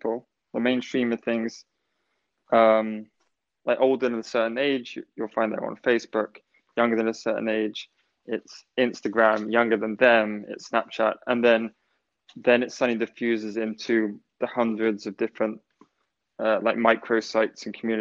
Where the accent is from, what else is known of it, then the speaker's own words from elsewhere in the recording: England, United Kingdom; being an English person